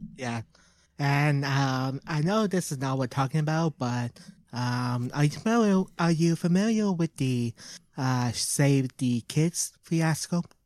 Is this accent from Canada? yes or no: yes; Canada; We're Canadian. We're Canadian